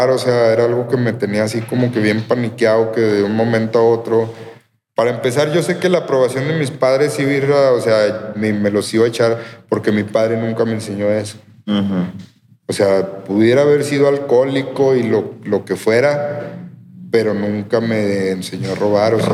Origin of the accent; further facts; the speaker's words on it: Durango, Mexico; De aquí, Durango.